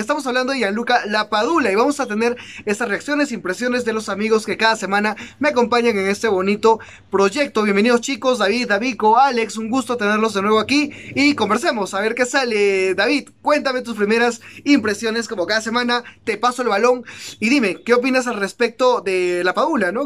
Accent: Peru; así somos los peruanos

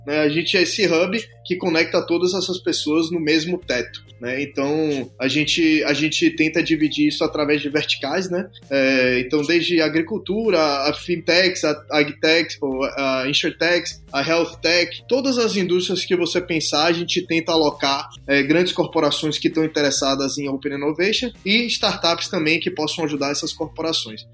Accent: Brazil; now in United States; como brasileiro

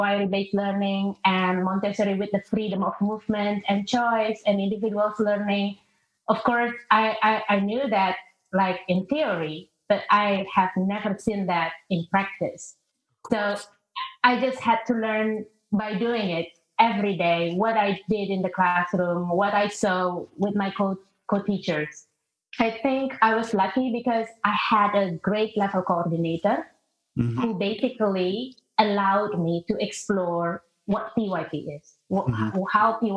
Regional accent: Indonesia; moved away; I'm originally from Indonesia. I grew up in a multicultural environment

